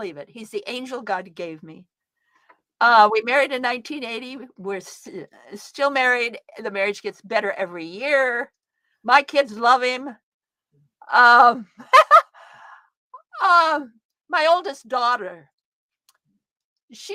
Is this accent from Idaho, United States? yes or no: yes; Idaho, United States; I'm from Idaho.